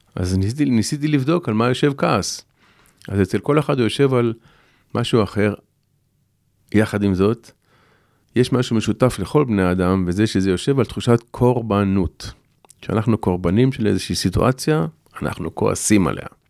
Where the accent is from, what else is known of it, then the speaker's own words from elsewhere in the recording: Shoval, Southern District, Israel; גדלתי בקיבוץ